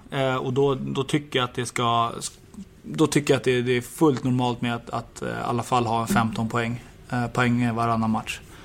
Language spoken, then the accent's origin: Swedish; Stockholm, Stockholm County, Sweden; moved away; also born or lived in Åtvidaberg; hem till Stockholm och, och Djurgården och min, min hemstad